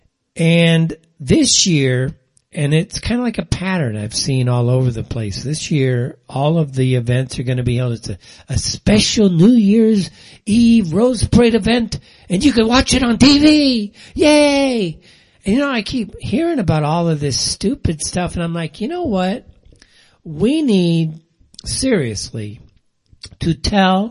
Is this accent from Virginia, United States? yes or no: no; Pasadena, California, United States; I grew up in Pasadena